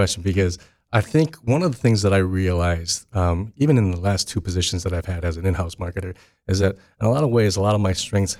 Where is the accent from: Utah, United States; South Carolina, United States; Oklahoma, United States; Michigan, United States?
Michigan, United States; East Lansing; also born or lived in Chicago; So I grew up in East Lansing. I'm proud to be an East Lansing kid.